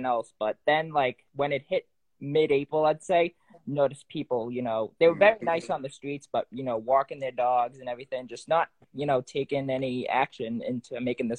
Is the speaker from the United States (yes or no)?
yes; New England, United States; I'm from New England.